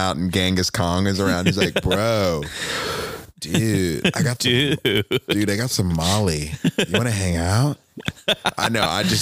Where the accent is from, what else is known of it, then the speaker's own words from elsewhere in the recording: Northeast, United States; moved away; I grew up in the Northeast